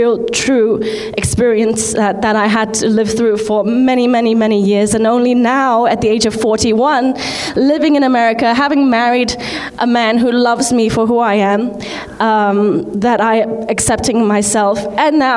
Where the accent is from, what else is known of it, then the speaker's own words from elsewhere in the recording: Hong Kong; I'm from Hong Kong. I'm Chinese